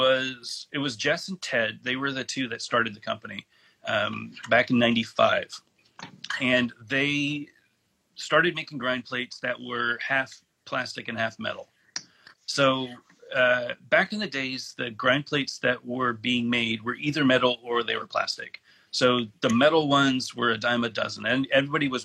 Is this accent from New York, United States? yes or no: no; Alameda, California, United States; moved away as an adult; now in North Carolina, United States; I grew up in Alameda, California